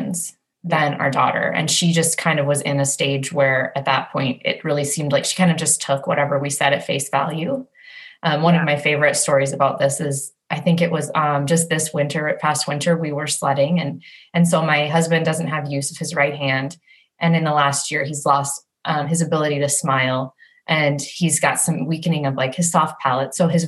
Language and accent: English; United States; moved away; We're American